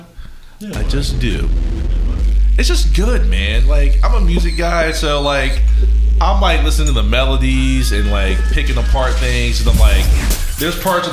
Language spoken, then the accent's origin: English; Columbus, Ohio, United States; I went to World Harvest Church growing up in Columbus, Ohio